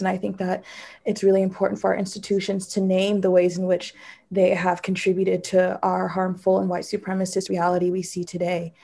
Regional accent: San Francisco, California, United States; growing up in San Francisco

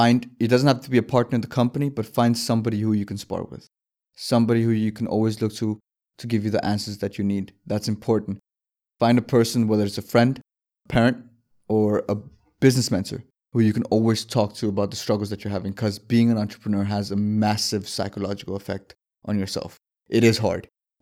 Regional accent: Denmark; Born and raised in Denmark.

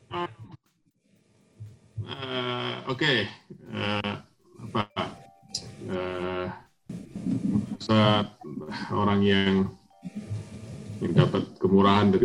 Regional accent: Jember, East Java, Indonesia; papa saya aktif dari saya masih kecil ya di gereja saya di kota di mana saya besar di Jember

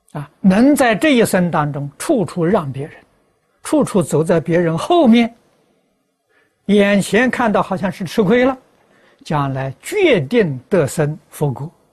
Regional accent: China; moved away; also born or lived in United States; 我们中国人看任何人都是好人

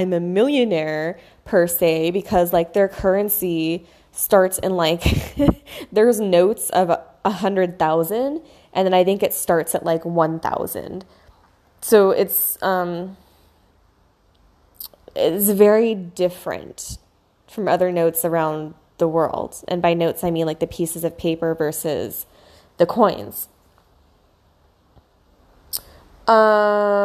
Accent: California, United States; growing up in America and in California

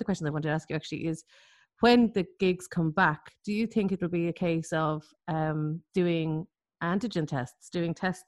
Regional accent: Ireland; as Irish concert goers

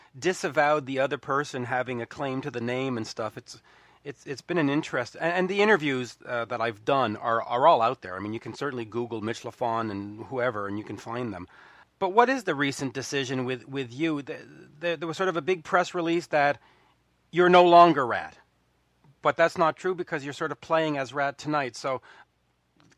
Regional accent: Canada; I'm Canadian.

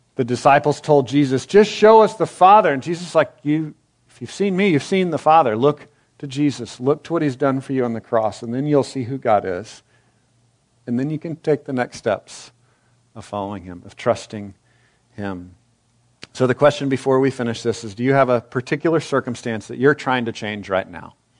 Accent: Texas, United States; I'm a Texan

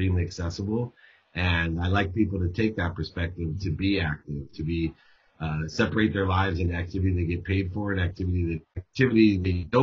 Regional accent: Akron, Ohio, United States; moved away; also born or lived in San Diego; my family was very religious growing up. We lived in Fairlawn, which was a Jewish part of Akron, Ohio

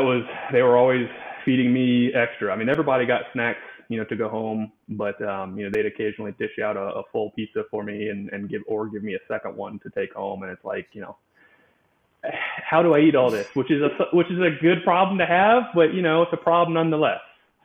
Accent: Charlotte, North Carolina, United States; So I'm from Charlotte, North Carolina. I spent, I guess at this point, I still have spent most of my life there.

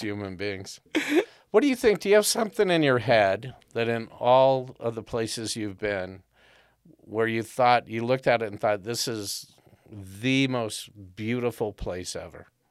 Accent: Southern California, United States; growing up in Southern California

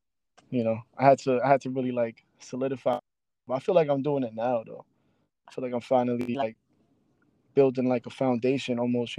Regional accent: New York City, New York, United States; moved away; I'm originally from the Bronx. So I moved back to the Bronx with my grandmother.

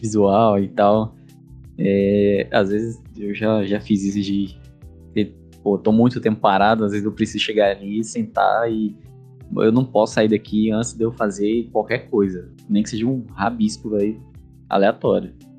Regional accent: Teixeira de Freitas, Bahia, Brazil; eu sou de Teixeira de Freitas, Bahia

